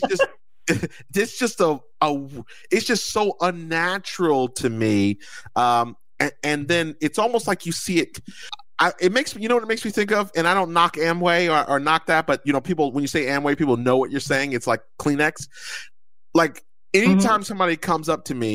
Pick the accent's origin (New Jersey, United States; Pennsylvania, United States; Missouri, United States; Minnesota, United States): New Jersey, United States; I'm from Jersey